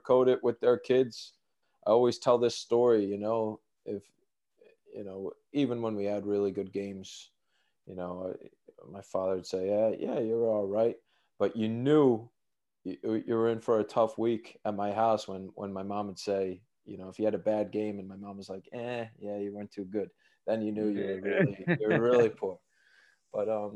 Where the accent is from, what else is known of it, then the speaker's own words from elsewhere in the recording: Cherry Hill, New Jersey, United States; moved away as an adult; also born or lived in New York City; now in Sweden; I grew up in South Jersey, Cherry Hill, New Jersey